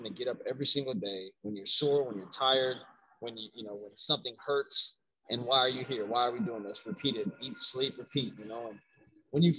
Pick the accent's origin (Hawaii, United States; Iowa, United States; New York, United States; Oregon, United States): Hawaii, United States; Waianae; I was born in Hawaii, man. I was raised out there, down in Waianae. I was born in Oahu.